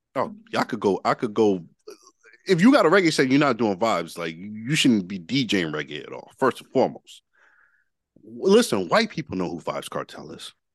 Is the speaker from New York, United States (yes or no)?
yes; Yonkers, New York, United States; I'm from Yonkers